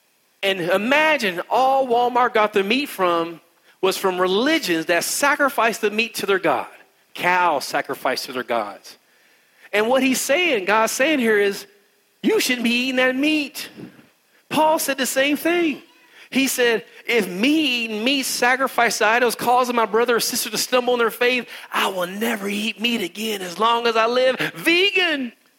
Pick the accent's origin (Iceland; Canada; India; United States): India; I don't even do yoga, and I'm Indian.